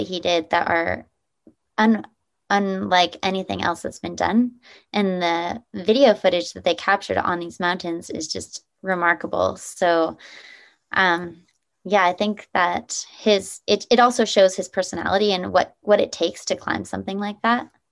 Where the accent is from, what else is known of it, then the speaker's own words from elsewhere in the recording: Nevada side, United States; I grew up in Lake Tahoe, uh, well, actually on the Nevada side of Lake Tahoe